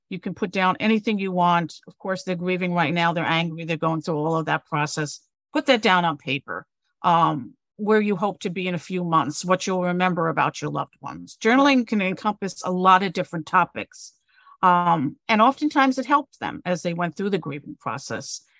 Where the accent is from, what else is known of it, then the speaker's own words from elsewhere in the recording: New York City, New York, United States; moved away as an adult; also born or lived in Connecticut / Cape Cod, Massachusetts; I'm originally a New Yorker.